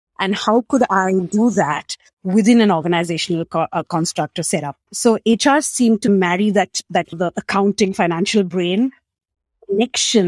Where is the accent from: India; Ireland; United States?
India; Mumbai, Maharashtra; moved away as an adult; also born or lived in Australia; I grew up in Mumbai, India, small city, 22 million people